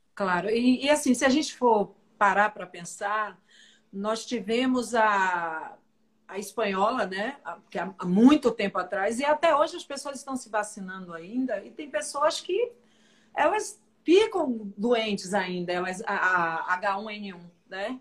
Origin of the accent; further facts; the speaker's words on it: Salvador, Bahia, Brazil; Eu sou baiana, sou teropolitana